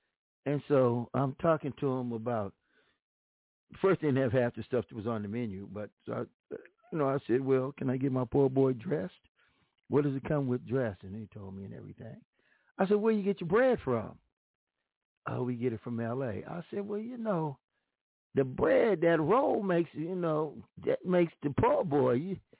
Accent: Los Angeles, California, United States; born there; I'm proud to tell people I was born in Los Angeles.

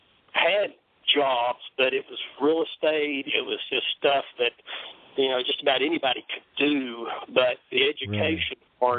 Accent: Knoxville, Tennessee, United States; But I was just … You know, I was from Knoxville, and University of Tennessee was everything.

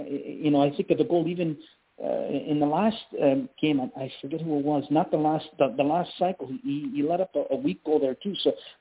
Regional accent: Canada; I'm born and raised in Canada. My family came from Italy.

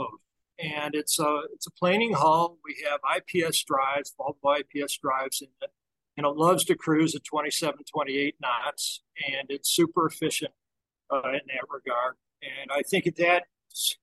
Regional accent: Chicago, Illinois, United States; moved away as an adult; now in Key West, United States; we're from Chicago, and we still maintain a residence there, but we've been living in Key West for the last 10 years.

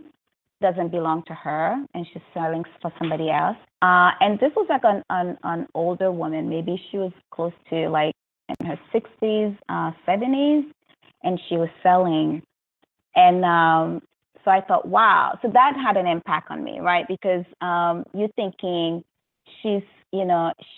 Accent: New York, United States; I'm from New York

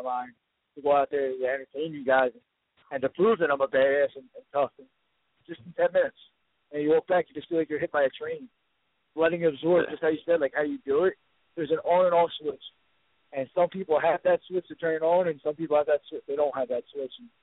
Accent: Philadelphia, Pennsylvania, United States; I'm from Philadelphia

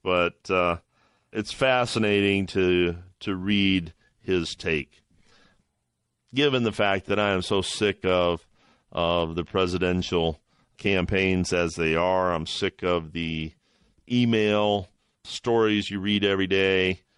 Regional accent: Toledo, Ohio, United States; my hometown is Toledo, Ohio

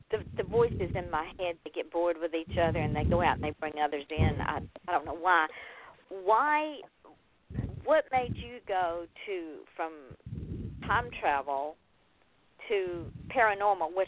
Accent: Georgia, United States; I'm from Georgia.

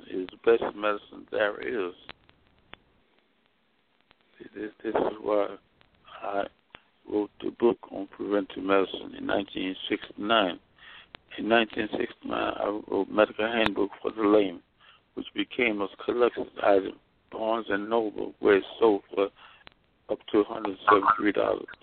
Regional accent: Mississippi, United States; born or raised there; moved away as an adult; also born or lived in Alabama / Nashville, Tennessee / Washington, D.C. / Daytona Beach, Florida

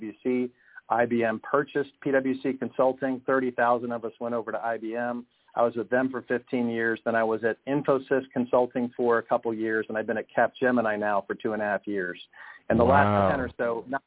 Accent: Cincinnati, Ohio, United States; also born or lived in Nashville / Japan; now in Charlotte, United States; I grew up in Cincinnati, Ohio, lived all over the country, lived all over the world throughout my life. But I guess my hometown was Cincinnati

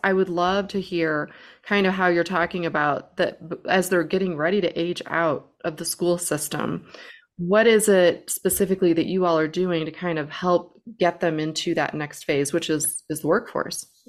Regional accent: St. Louis, Missouri, United States; I'm from Saint Louis

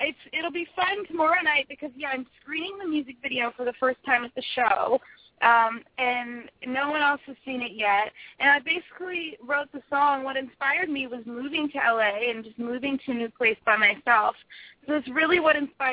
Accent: Ontario, Canada; moved away as an adult; now in Los Angeles, United States; Being from Canada

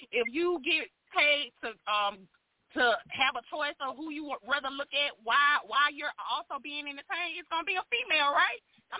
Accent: Alabama, United States; now in Houston, United States; I relocated from Alabama, and I'm in Houston, but it's all love, Bama.

